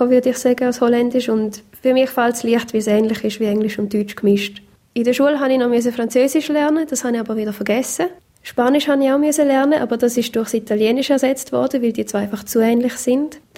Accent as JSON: {"language": "German", "country": "Taiwan", "tie": "born or raised there", "said": "Taiwan geboren und aufgewachsen. Meine Eltern sind Missionare"}